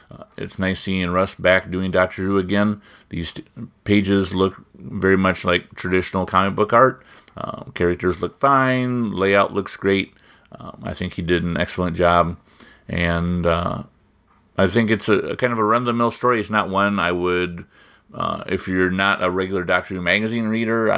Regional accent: Midwest, United States; I'm from the Midwest

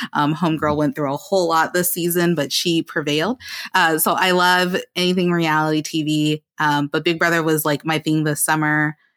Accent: the South, United States; accent: African-American English; I am a proud African-American English user in my personal life, um, and I grew up in the South

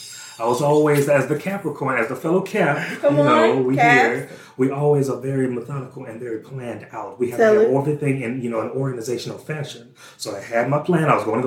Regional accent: Central, Louisiana, United States; also born or lived in Baton Rouge, Louisiana; See, not born and raised in Baton Rouge, Louisiana for the first 6 years, and then moved to Central, a suburb of Baton Rouge, and from there, that's where I've been the whole time.

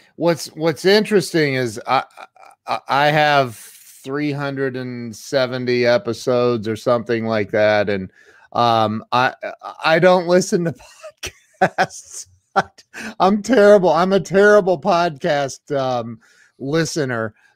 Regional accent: Midwest, United States; now in Ohio, United States; I'm from the Midwest, I'm in Ohio

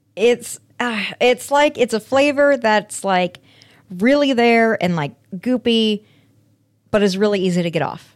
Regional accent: Aurora, Colorado, United States; my hometown of Aurora, Colorado

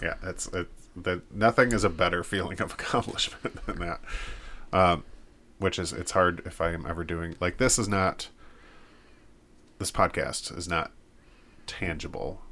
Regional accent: United States; as an American

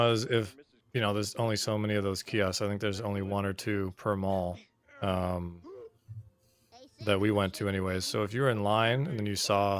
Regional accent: Canada; We are both from Canada

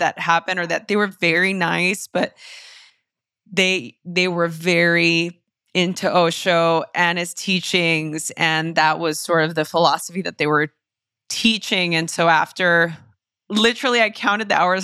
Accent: Los Angeles, California, United States; born or raised there

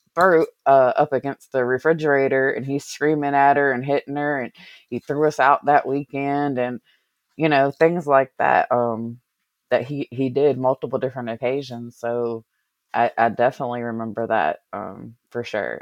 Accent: Covington, Virginia, United States; I grew up in a small little small little town called, um, Covington in Allegheny County in Virginia

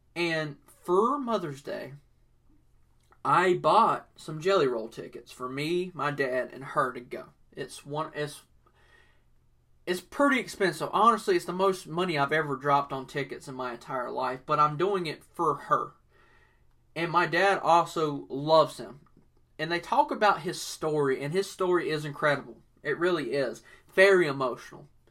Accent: the South, United States; I was born in the South and everything, so I was raised listening to country music

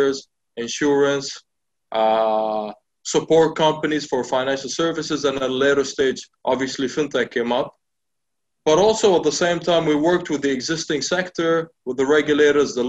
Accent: Bahrain; also born or lived in United Kingdom; born and bred here in Bahrain

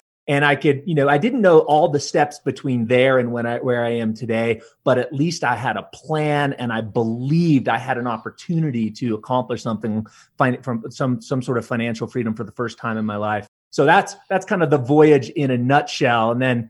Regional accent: California, United States; I was raised in Southern California and raised by a single mother.

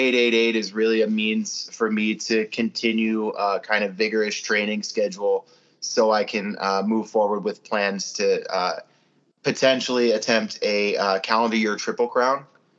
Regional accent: Camden, New Jersey, United States; moved away as an adult; also born or lived in Austin, Texas; I am born and raised in New Jersey, Camden, New Jersey. And I lived for 5 years in Austin, Texas before hiking the AT.

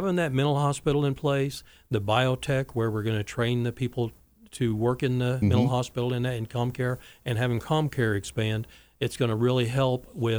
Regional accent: Wichita, Kansas, United States; growing up in Wichita

